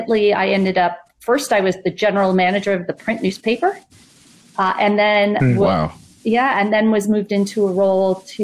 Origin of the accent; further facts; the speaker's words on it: New York City, New York, United States; I grew up in New York City